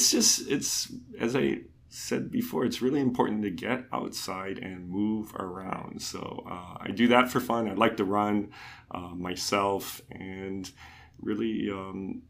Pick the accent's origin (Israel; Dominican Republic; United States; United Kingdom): United States; Honolulu, Hawaii; also born or lived in Colorado / Tokyo / Los Angeles; born and raised in Honolulu.